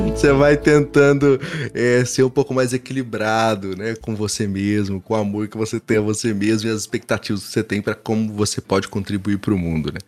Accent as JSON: {"language": "Portuguese", "town": "Franca", "region": "São Paulo", "country": "Brazil", "said": "eu sou de Franca"}